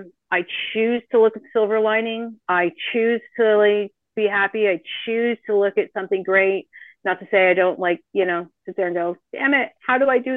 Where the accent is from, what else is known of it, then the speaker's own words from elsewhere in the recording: Canada; moved away as an adult; now in Costa Rica; we're Canadian. I know we've left